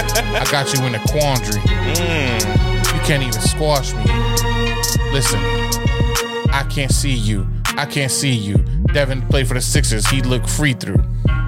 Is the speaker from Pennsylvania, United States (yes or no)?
yes; Philadelphia, Pennsylvania, United States; It don't have to be just Philly, even though we're from Philly fans.